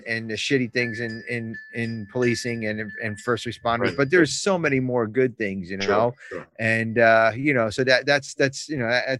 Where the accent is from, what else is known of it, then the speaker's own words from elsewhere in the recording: New Jersey, United States; I'm from Jersey